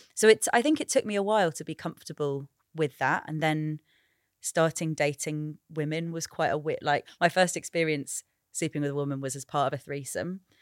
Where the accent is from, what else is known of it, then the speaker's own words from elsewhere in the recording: United Kingdom; also born or lived in Sri Lanka; I'm British and Sri Lankan